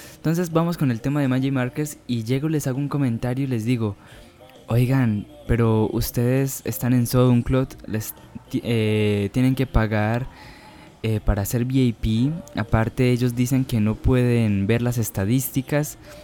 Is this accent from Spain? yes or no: no; Medellín, Antioquia, Colombia; accent: paisa; no sé si tendría el acento paisa que, que todos suelen imaginar cuando digo que soy de Medellín, del Valle de Aburrá, Antioquia